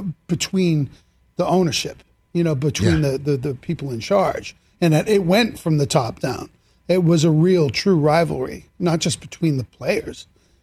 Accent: Boston, Massachusetts, United States; I grew up in Boston

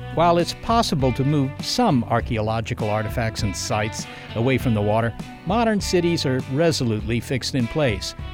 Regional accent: Washington, District of Columbia, United States; I grew up in the Washington, D C area

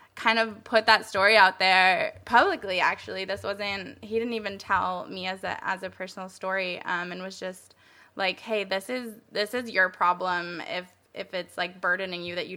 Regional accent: Colorado, United States; I was born in Colorado

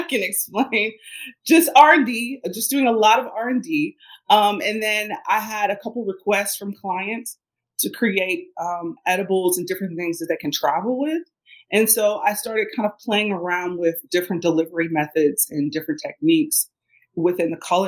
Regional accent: Cincinnati, Ohio, United States; I grew up in Ohio. I grew up in Cincinnati, Ohio

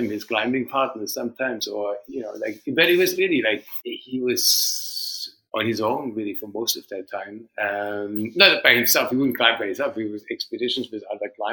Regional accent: Germany; moved away; also born or lived in Vancouver, Canada; I grew up in Germany, and my father was a mountain climber.

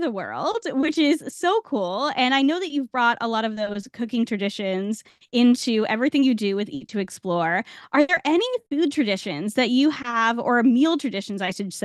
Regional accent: Rhode Island, United States; now in Florida, United States; I grew up in the Northeast in Rhode Island

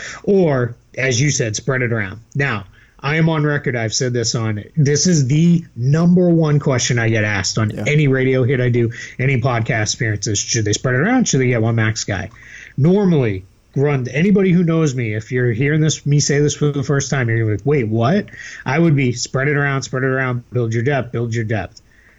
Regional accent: Boston, Massachusetts, United States; accent: Boston; Well, my Boston accent just came out there.

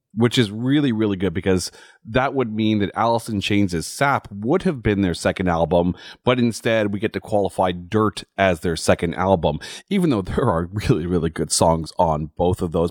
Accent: Ottawa, Ontario, Canada; my hometown of Ottawa

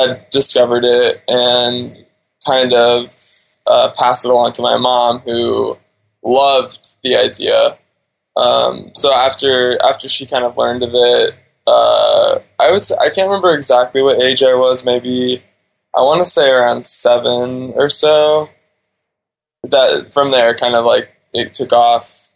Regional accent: Alaska, United States; also born or lived in Wasilla, Alaska; now in Thailand; So I was born and raised in Alaska.

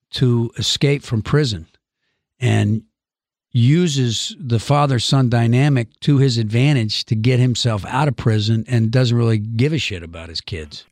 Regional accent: Georgia, United States; moved away; I am from the South. I was born in nineteen fifty-eight.

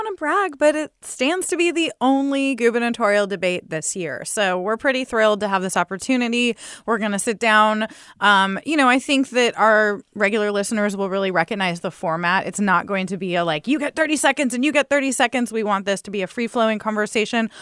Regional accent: San Diego, California, United States; I grew up near Miramar Air Force Base

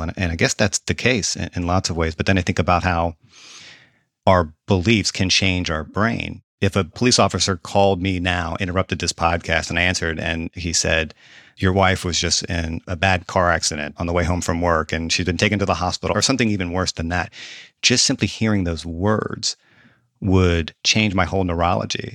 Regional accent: the South, United States; I'm a Southerner

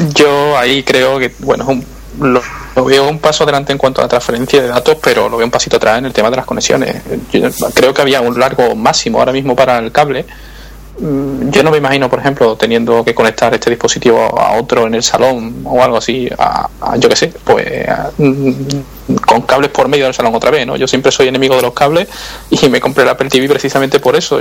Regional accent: Seville, Andalusia, Spain; soy sevillano, el, acento se puede notar en algunas cosas.

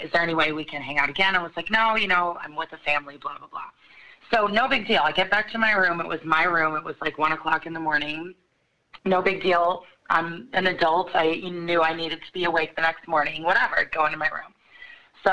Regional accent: Chicago, Illinois, United States; I'm from Chicago, and I got out of college

